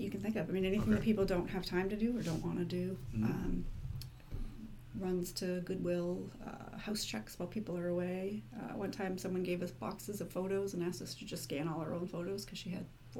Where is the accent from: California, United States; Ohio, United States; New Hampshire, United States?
New Hampshire, United States; Merrimack; I am from Merrimack.